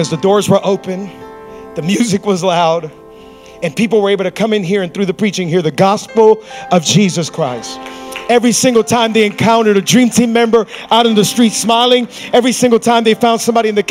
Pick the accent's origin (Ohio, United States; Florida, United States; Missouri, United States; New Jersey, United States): Florida, United States; Hialeah; I grew up in Hialeah.